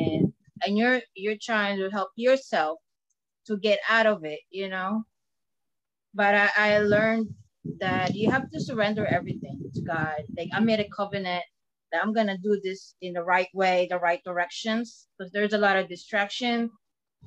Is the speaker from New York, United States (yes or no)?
no; Philadelphia, Pennsylvania, United States; I'm from Pennsylvania, close to Philly, the Rocky statue